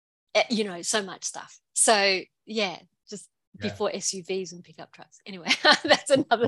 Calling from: Queensland, Australia; I'm calling from Aboriginal country called Gubbi Gubbi, and I'm in Queensland in Australia.

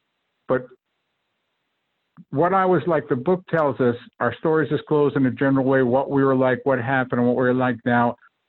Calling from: Twinsburg, Ohio, United States; also born or lived in Mission Viejo; Hello. I come to you from Twinsburg, Ohio.

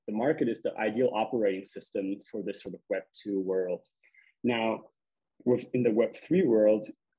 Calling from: Germany; I'm calling you from Germany right now

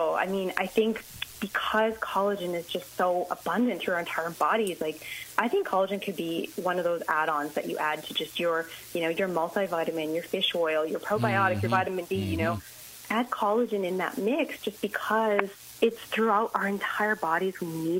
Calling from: Toronto, Ontario, Canada; I'm actually in Toronto, Ontario.

